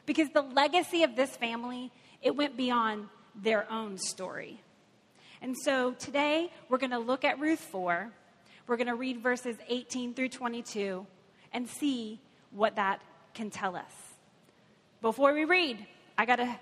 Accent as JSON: {"language": "English", "region": "Kentucky", "country": "United States", "moved": "yes", "lives_now": "Cincinnati, United States", "said": "I am from Kentucky"}